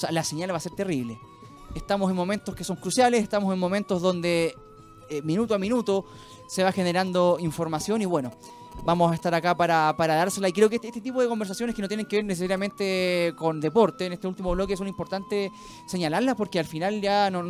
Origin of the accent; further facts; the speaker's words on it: Chile; no solo como programa, ¿ah? sino como sociedad, como ciudadanos chilenos.